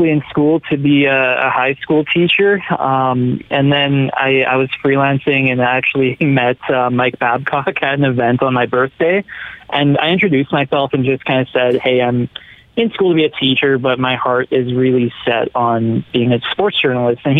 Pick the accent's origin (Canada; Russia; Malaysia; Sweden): Canada; Edmonton, Alberta; I was from Edmonton and that I, I was very good at speaking English